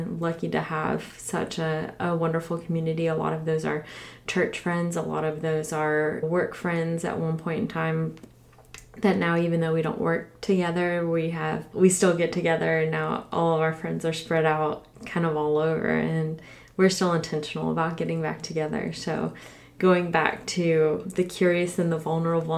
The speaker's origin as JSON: {"language": "English", "town": "Orlando", "region": "Florida", "country": "United States", "tie": "born or raised there", "said": "I grew up in Orlando, Florida"}